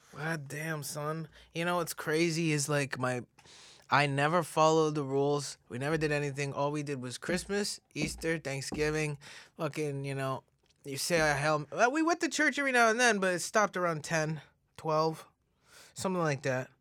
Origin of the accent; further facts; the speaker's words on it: Stouffville, Ontario, Canada; also born or lived in Regina, Saskatchewan / Mississauga / Toronto; So Canada, I grew up in Stouffville